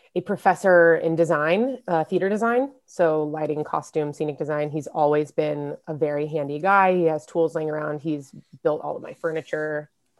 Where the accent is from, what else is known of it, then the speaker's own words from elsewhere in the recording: Lawrence, Kansas, United States; moved away as an adult; also born or lived in San Francisco, California / Indiana; right now I'm in Lawrence, Kansas, my hometown, in my high school bedroom at my dad's apartment